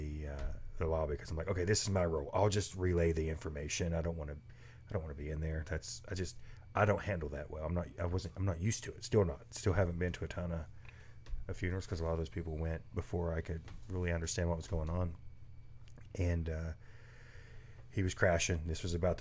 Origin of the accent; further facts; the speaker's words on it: the South, United States; I'm from the South